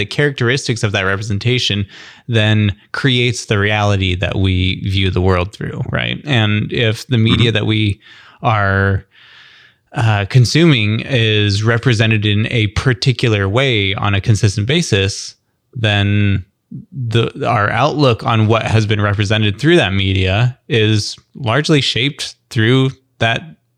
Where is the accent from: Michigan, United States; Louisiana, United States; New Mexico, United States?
New Mexico, United States; I grew up in New Mexico, and New Mexico typically doesn't have a whole lot of representation in the larger national U.S. media.